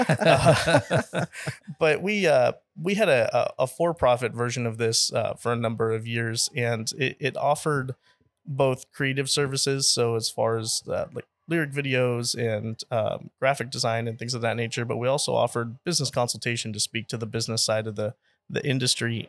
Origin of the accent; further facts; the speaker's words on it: San Jose, California, United States; also born or lived in Texas; now in Austin, United States; born and raised in San Jose, California, but, uh, been in Texas here for, gosh, going on twelve years now